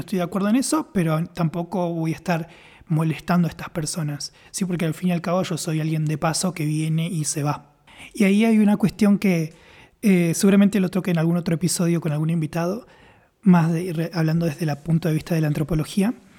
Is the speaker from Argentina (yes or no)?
yes; Argentina; moved away; yo soy de Occidente, estamos por ahí en Argentina